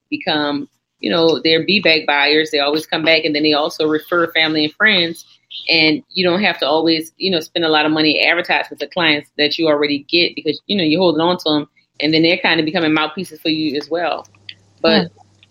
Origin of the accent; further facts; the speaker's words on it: New Orleans, Louisiana, United States; I'm from New Orleans. It's hot down here.